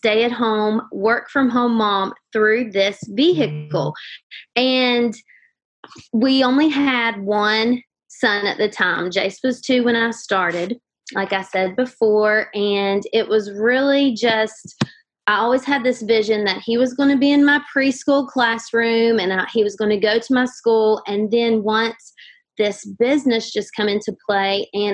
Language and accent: English; Huntington, West Virginia, United States; I am from Huntington, West Virginia